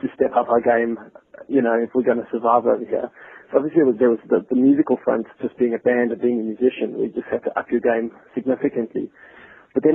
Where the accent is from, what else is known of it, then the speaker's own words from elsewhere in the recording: South Africa; moved away as an adult; now in London, United Kingdom; growing up in the South African music scene, I had the privilege of playing for a really decent band back in SA